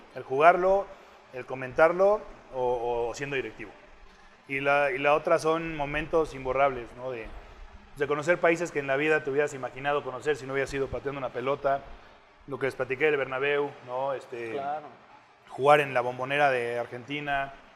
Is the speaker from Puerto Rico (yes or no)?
no; Mexico; siendo mexicano